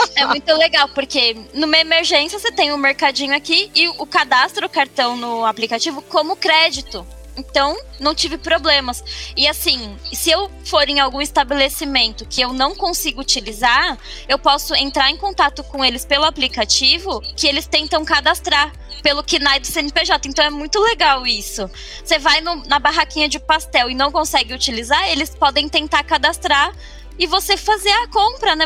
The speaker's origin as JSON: {"language": "Portuguese", "region": "São Paulo", "country": "Brazil", "also_born_or_lived": "Guarulhos", "said": "eu sou de São Paulo, né? Moro em Guarulhos hoje"}